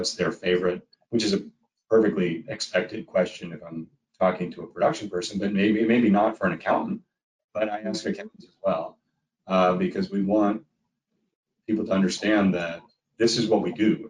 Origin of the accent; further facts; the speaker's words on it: Bronx, New York, United States; this young girl who looks a lot like I looked when I grew up in the Bronx